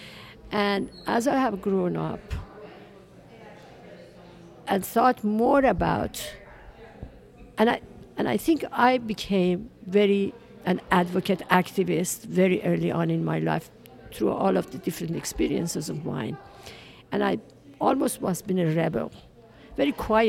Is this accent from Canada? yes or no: no; Iran; now in United States; I was born in Iran in 1947